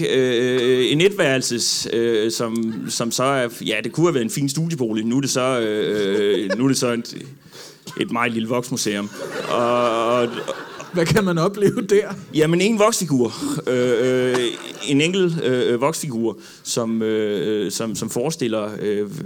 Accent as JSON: {"language": "Danish", "town": "Odense", "region": "Southern Denmark", "country": "Denmark", "said": "Ja, altså jeg, jeg kommer jo fra, øh, hvad hedder det, jeg kommer fra Odense"}